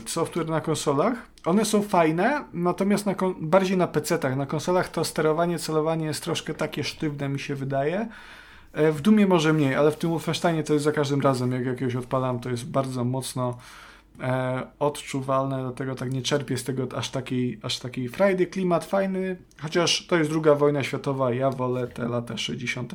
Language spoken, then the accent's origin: Polish; Subcarpathian Voivodeship, Poland; to są te klimaty mojego dzieciństwa, Podkarpacie